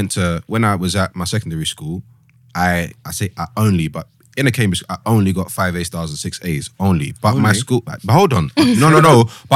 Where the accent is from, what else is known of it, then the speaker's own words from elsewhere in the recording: London, United Kingdom; I'm from East London.